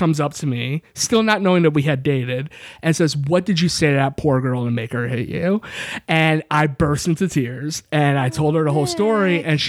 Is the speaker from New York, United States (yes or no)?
yes; New York, United States; I am from New York.